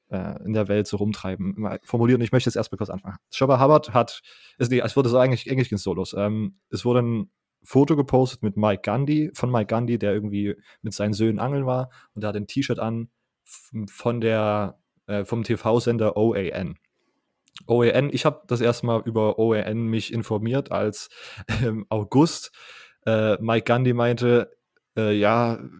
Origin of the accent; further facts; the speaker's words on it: Saxony, Germany; accent: Saxon; hat mich eine, eine Kommilitonen gefragt, kommst du eigentlich aus Sachsen? Und ich so, ja. Und sie so, ah, hört man.